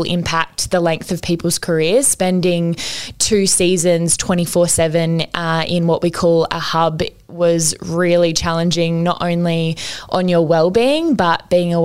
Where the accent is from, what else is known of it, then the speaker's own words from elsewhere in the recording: Newcastle, New South Wales, Australia; I'm back here in Newcastle, my hometown